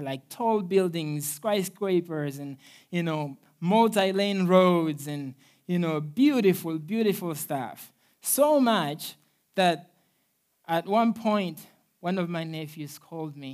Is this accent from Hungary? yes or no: no; Mozambique; moved away; I'm originally from Mozambique, Africa